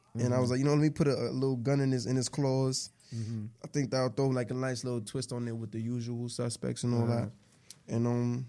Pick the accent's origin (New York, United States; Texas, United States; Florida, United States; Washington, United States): New York, United States; New York City; now in Charlotte, United States; I'm from Brooklyn